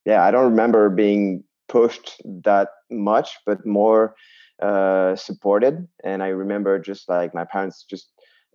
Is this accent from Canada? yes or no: no; southwest France, France; also born or lived in Basque Country / Landes; I had the chance to grow up in the southwest of France, between the mountains and the ocean